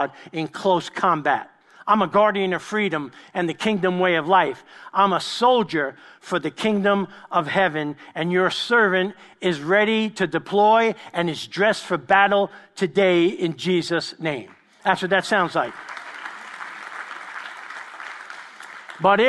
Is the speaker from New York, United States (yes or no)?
yes; New York, United States; I grew up with them in East Harlem in New York